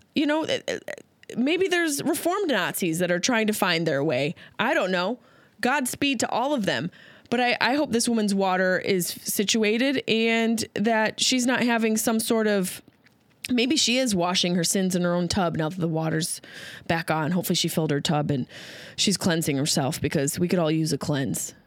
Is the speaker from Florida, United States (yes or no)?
no; Syracuse, New York, United States; now in Los Angeles, United States; Syracuse is my hometown.